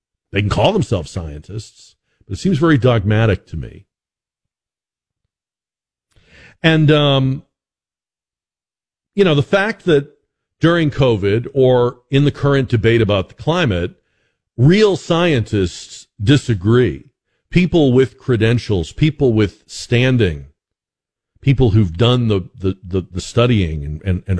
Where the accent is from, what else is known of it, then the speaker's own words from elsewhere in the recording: Boston, Massachusetts, United States; now in San Antonio, United States; I am originally from Boston